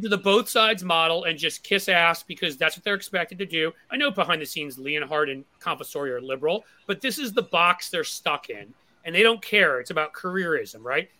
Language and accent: English; New York City, New York, United States; moved away as an adult; now in Cincinnati, United States; I may live in Cincinnati now, but I grew up in New York City